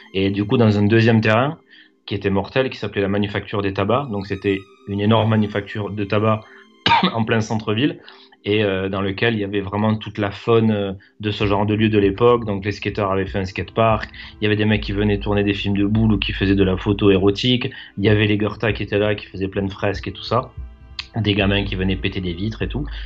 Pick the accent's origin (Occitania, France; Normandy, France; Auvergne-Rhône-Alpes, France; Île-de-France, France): Occitania, France; Toulouse; je suis toulousain, je suis né, je suis né ici.